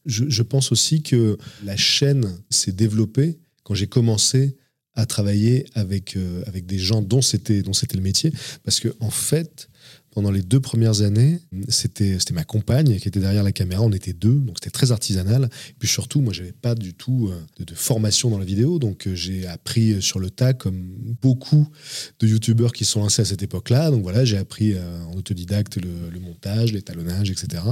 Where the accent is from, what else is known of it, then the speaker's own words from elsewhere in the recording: Avignon, Provence-Alpes-Côte d'Azur, France; je suis né à Avignon et j'ai grandi euh, dans la région d'Avignon. C'est une région que je n'ai jamais quittée